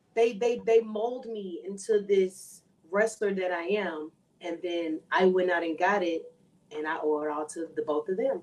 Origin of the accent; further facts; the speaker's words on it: Houston, Texas, United States; moved away as an adult; now in San Antonio, United States; I moved from Houston to San Antonio to be in her school